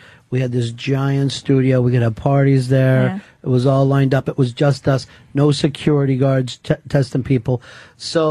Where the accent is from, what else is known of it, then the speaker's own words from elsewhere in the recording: Philadelphia, Pennsylvania, United States; I grew up in Philly